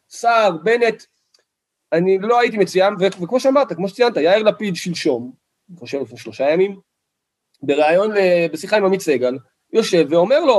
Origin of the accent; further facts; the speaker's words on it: Kiryat Arba, West Bank, Palestine; אני גדלתי בקריית ארבע, מאז שאני זוכר את עצמי, שכנים שלי אה, נפצעו ונרצחו בפיגועים.